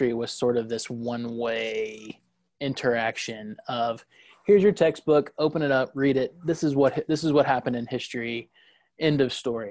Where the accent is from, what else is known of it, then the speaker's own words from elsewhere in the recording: Gwinnett County, Georgia, United States; I grew up in Gwinnett